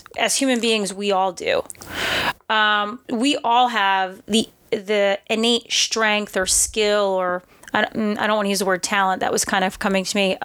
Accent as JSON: {"language": "English", "town": "New York City", "region": "New York", "country": "United States", "moved": "as an adult", "lives_now": "Austin, United States", "said": "I'm from New York City originally"}